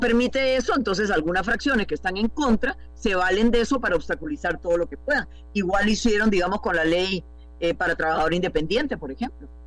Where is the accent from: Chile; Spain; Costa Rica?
Costa Rica; como costarricenses